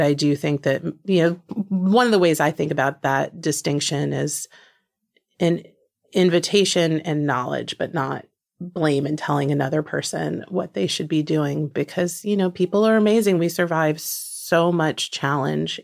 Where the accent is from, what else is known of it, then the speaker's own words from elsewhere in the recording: New Jersey, United States; moved away; one of my very closest friends from growing up in New Jersey